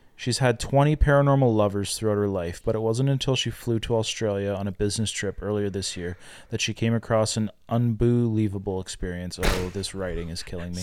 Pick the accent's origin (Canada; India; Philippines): Canada; I'm Canadian